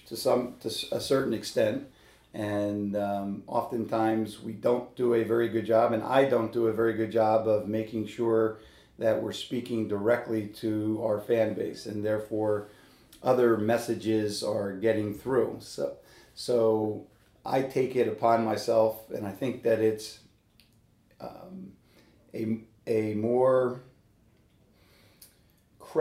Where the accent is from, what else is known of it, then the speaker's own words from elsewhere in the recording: Philadelphia, Pennsylvania, United States; also born or lived in New York; now in Pittsburgh, United States; I was born and raised in Philadelphia.